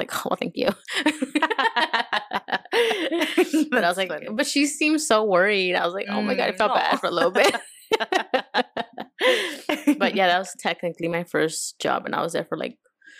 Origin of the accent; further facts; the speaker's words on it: Los Angeles, California, United States; also born or lived in Montebello / Bellflower / Compton; I born and raised in Boyle Heights.